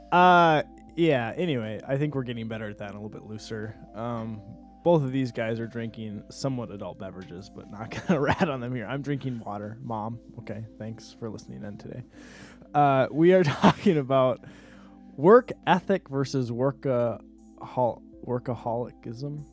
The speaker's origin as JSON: {"language": "English", "country": "United States"}